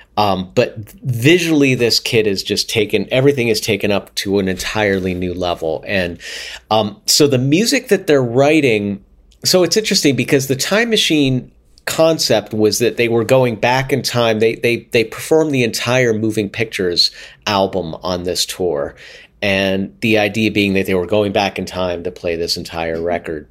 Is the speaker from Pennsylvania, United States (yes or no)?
yes; Pittsburgh, Pennsylvania, United States; I grew up in Pittsburgh, which is a pretty good hockey town